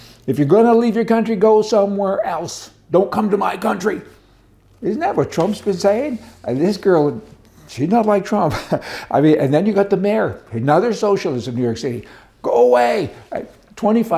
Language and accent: English; Canada; now in United States; I'm Canadian. And I went through the program to get my my immigration status in America.